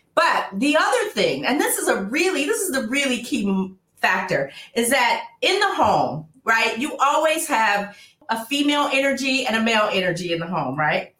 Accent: Oakland, California, United States; now in Los Angeles, United States; I'm originally from Oakland. So before I moved

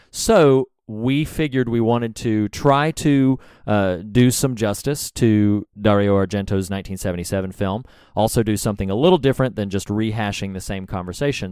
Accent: the South, United States; I'm from the South, y'all. We don't talk right.

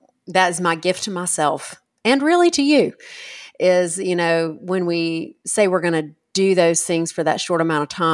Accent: United States; we as an American people

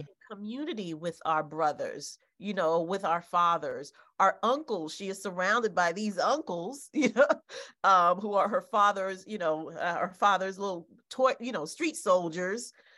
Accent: Haiti; moved away; my home country in Haiti.

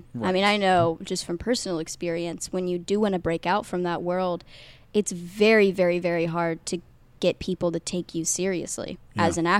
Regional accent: Midwest, United States; I'm from the Midwest, Glickman.

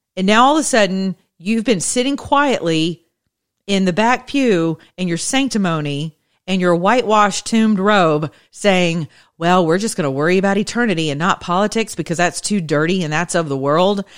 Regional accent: the South, United States; now in Atlanta, United States; I'm from the South. I'm as Southern as a biscuit.

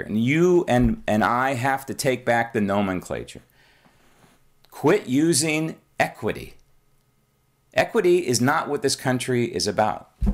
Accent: San Francisco, California, United States; I grew up in San Francisco.

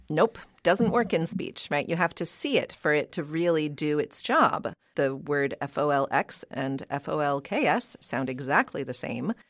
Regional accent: Pittsburgh, Pennsylvania, United States; now in New England, United States; growing up in Pittsburgh, Pennsylvania

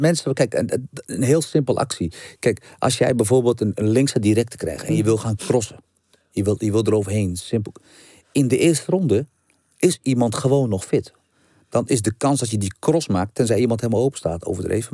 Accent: Brummen, Gelderland, Netherlands; ik kom niet van Amsterdam West. Amsterdam West is toch totaal weer wat anders. Ik kom echt uit een dorp.

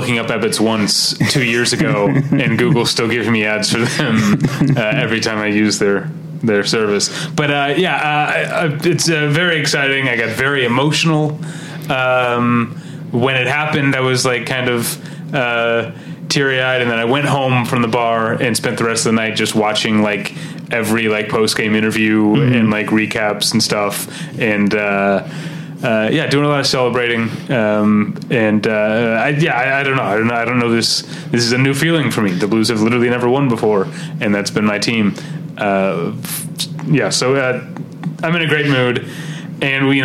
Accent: St. Louis, Missouri, United States; now in Los Angeles, United States; St. Louis, Missouri, my hometown

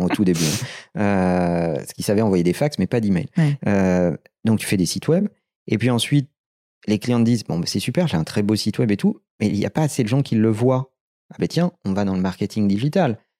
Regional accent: Limoges, Nouvelle-Aquitaine, France; moved away as an adult; now in Paris, France; Je suis né à Limoges, on a démarré à Limoges

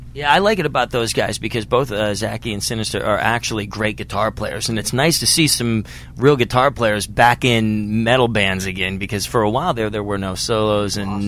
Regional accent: Pittsburgh, Pennsylvania, United States; Pittsburgh, your hometown, my hometown as well

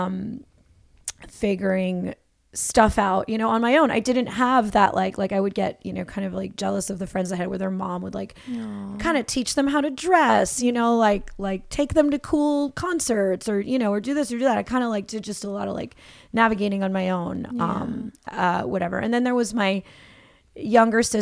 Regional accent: New Jersey, United States; also born or lived in Los Angeles; now in Brooklyn, United States; I grew up in New Jersey. I grew up in New Jersey.

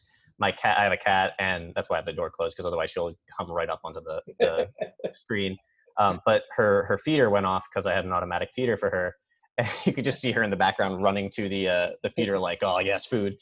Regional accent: Philadelphia, Pennsylvania, United States; moved away; from the Philadelphia area

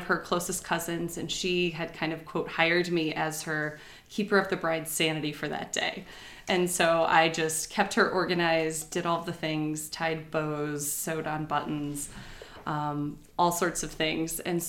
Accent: Cedar Rapids, Iowa, United States; moved away as an adult; now in Morrison, United States; Church in Morrison, Illinois. It's a little community where I moved to once we got married. I grew up in Cedar Rapids and then went to school at University of Iowa.

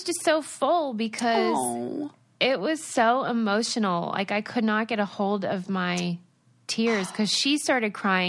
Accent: Pennsylvania, United States; moved away; I'm from Pennsylvania.

